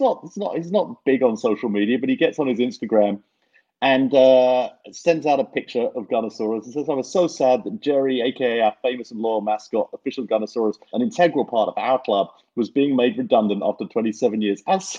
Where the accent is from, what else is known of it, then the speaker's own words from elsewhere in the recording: London, United Kingdom; I'm from South London where Palace play.